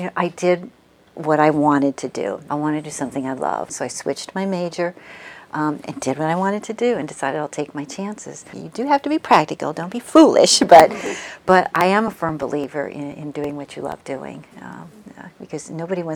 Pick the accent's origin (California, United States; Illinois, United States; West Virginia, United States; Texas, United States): Illinois, United States; Peoria; also born or lived in Springfield, Illinois; I was born in Springfield, Illinois, and when I was six, we moved to Peoria, Illinois